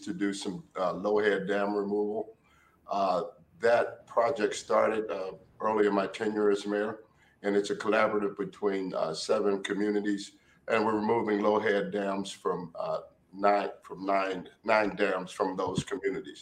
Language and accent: English; Warren, Ohio, United States; when I was growing up in Warren, Ohio